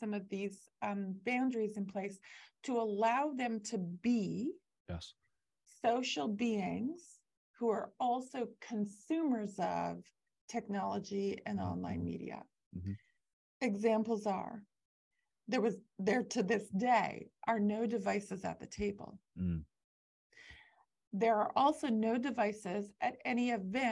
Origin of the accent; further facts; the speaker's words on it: Canada; I'm Canadian